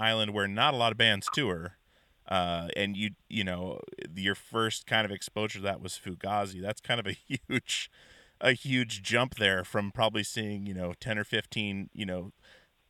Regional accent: Alaska, United States; moved away as an adult; grew up in Alaska

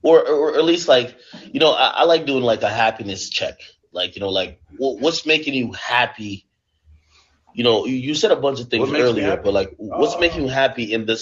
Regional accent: Jamaica; moved away; I was born in Jamaica

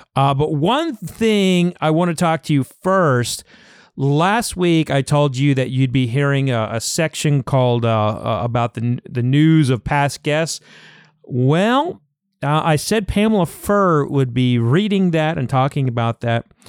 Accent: Oklahoma, United States; I grew up in Oklahoma

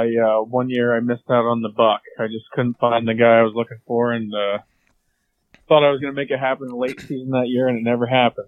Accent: United States; So I'm from Columbia County. 30 years old. I work for the state. I do some like construction management. I was born and raised on a farm

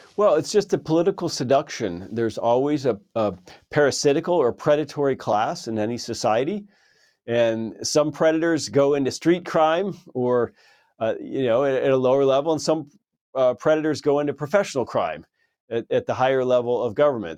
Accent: California, United States; moved away; I lived in California for many, many years, my home state

